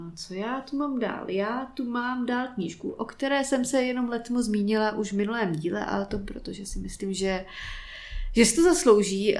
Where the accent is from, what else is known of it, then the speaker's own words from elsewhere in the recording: Prague, Czechia; jsem Pražák, bohemista